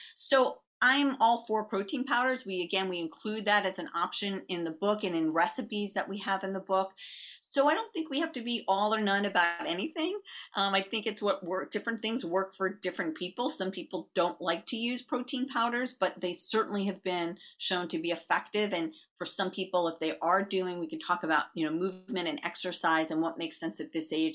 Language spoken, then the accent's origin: English; New York, United States; I'm from New York